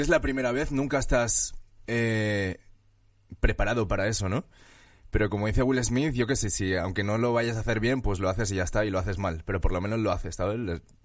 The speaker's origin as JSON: {"language": "Spanish", "region": "Valencian Community", "country": "Spain", "tie": "born or raised there", "moved": "as an adult", "lives_now": "Madrid, Spain", "said": "Nací en España, nací en Valencia y en Madrid llevo como casi siete años"}